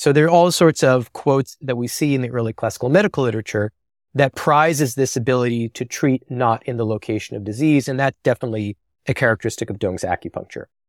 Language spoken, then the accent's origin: English; New Jersey, United States; I'm from the Garden State initially